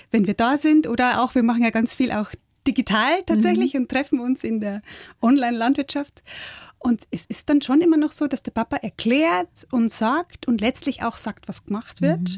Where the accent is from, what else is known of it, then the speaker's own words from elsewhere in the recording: Bavaria, Germany; now in Hamburg, Germany; ich bin eine in Hamburg lebende niederbayerische Großstadtbäuerin. Aufgewachsen bin ich in der Holledau auf dem Hof, den mein Vater im Nebenerwerb bewirtschaftet hat.